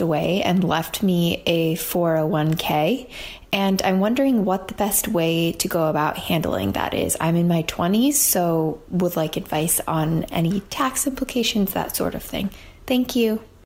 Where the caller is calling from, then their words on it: New York City, New York, United States; I'm calling from Brooklyn, New York.